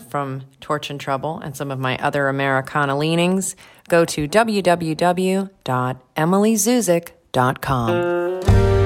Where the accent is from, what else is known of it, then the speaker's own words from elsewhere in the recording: Los Angeles, California, United States; I'm from Los Angeles